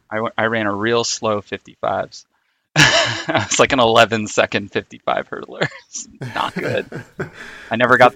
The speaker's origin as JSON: {"language": "English", "town": "New York City", "region": "New York", "country": "United States", "tie": "born or raised there", "said": "I grew up in Queens"}